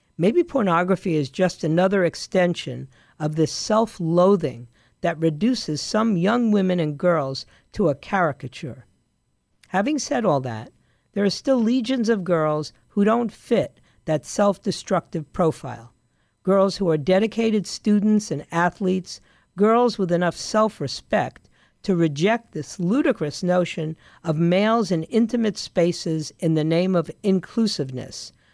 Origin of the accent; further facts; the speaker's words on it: New York, United States; I grew up in New York